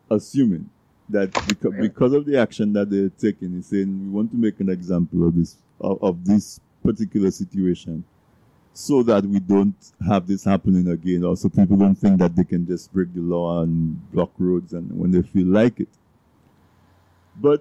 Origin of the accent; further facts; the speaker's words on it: Castle Bruce, Saint David Parish, Dominica; I grew up in Castle Bruce